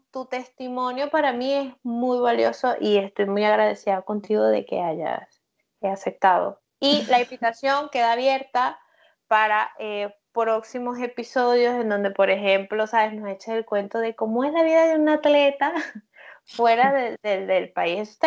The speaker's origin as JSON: {"language": "Spanish", "country": "Guatemala", "moved": "yes", "said": "yo me vine de Guatemala a Guatepeor, por favor."}